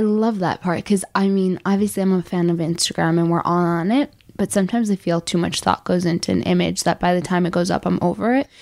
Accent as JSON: {"language": "English", "town": "Chicago", "region": "Illinois", "country": "United States", "said": "I'm from Chicago."}